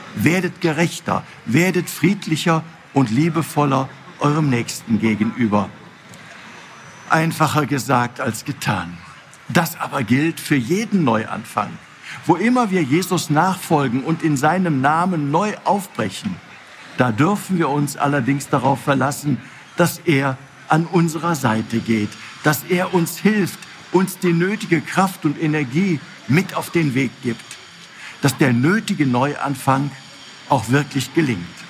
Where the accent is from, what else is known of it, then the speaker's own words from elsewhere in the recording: North Rhine-Westphalia, Germany; Hier bei uns in Nordrhein-Westfalen